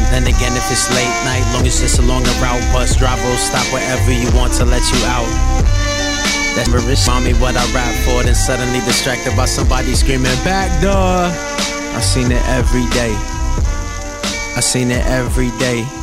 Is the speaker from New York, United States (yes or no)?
yes; Elmhurst, New York, United States; now in Brooklyn, United States; I come from Elmhurst, Queens. But I lived in Corona, Queens, Sunnyside, Queens, Jamaica, Queens. All over Queens.